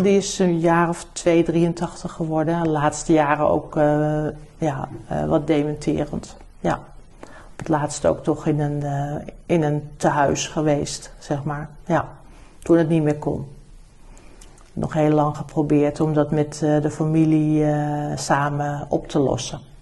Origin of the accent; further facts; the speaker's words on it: Amsterdam, North Holland, Netherlands; also born or lived in New Zealand; Dus wij zijn echt Amsterdammers. We zijn vanaf eh, hè, al die, dat we in Nederland kwamen, heb ik gewoon altijd in Amsterdam gewoond.